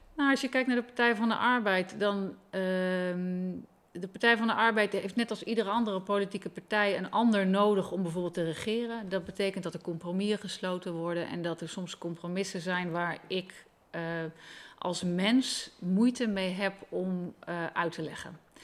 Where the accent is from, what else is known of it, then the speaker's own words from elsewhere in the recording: Leeuwarden, Friesland, Netherlands; moved away as an adult; ik ben opgegroeid in Leeuwarden